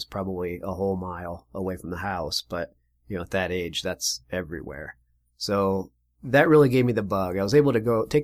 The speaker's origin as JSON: {"language": "English", "region": "Connecticut", "country": "United States", "tie": "born or raised there", "also_born_or_lived": "Spain", "said": "I was from a, a Navy family, and which means I was born in Spain and uh, ultimately moved over to the United States after I was a year old and was moved around the around the country to multiple states. But I claimed to be from Connecticut."}